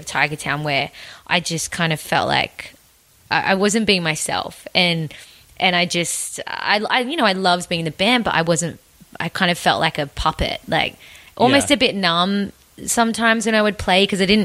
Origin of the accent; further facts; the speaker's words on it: Tamworth, New South Wales, Australia; I grew up in Tamworth